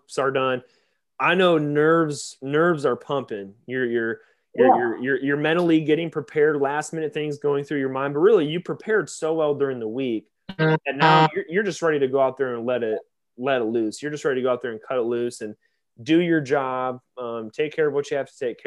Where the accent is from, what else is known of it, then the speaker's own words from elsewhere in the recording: Michigan, United States; growing up in Michigan